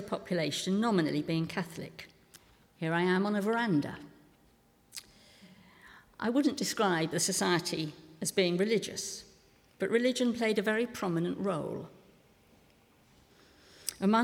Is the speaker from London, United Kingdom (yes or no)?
yes; Pinner, London, United Kingdom; I grew up in Pinner in northwest London